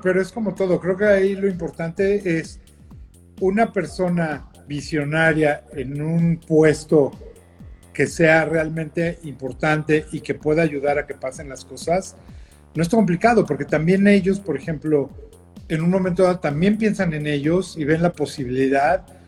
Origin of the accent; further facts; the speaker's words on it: Mexico; somos mexicanos